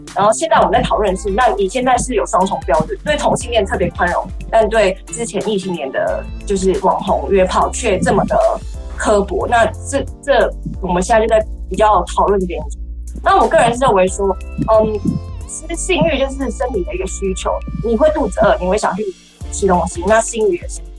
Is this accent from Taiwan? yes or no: yes; Taiwan; 我是来自台湾，我们也是老师